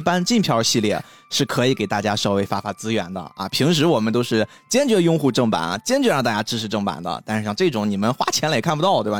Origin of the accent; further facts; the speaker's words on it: China; 我们中国人